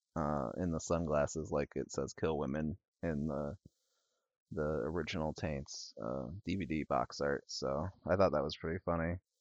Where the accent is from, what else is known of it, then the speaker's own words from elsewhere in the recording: northern Illinois, United States; accent: Illinois and Wisconsin; from, uh, northern Illinois. I got the, the worst part of, uh, Illinois and the worst part of, uh, Wisconsin, uh, in my accent